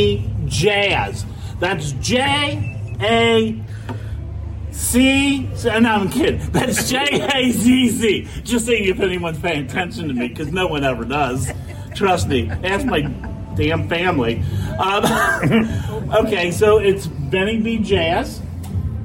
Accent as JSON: {"language": "English", "town": "Cincinnati", "region": "Ohio", "country": "United States", "said": "I told him we're a German city."}